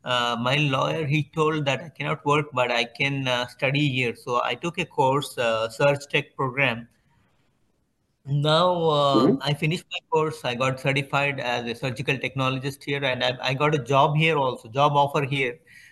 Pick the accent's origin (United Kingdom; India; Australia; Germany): India; moved away as an adult; now in United States; I'm from India. We came here in USA in 2018.